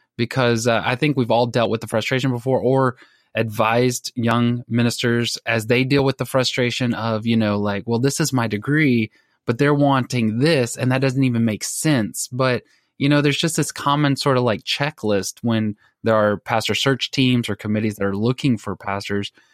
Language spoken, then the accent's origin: English; Texas, United States; I'm from Texas